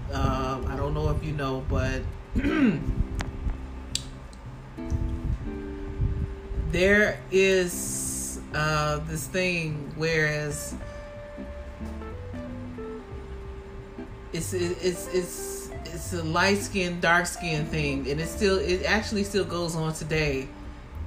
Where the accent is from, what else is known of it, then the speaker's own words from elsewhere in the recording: Chicago, Illinois, United States; growing up in Chicago